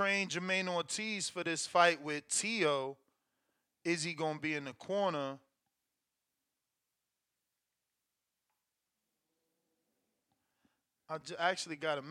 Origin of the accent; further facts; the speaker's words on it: New Jersey, United States; I'm from Jersey.